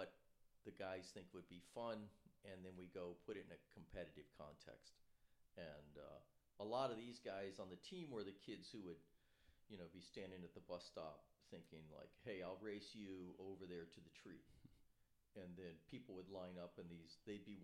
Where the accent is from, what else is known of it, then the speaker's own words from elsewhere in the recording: Virginia, United States; moved away; also born or lived in New Jersey / Massachusetts; I'm from Virginia originally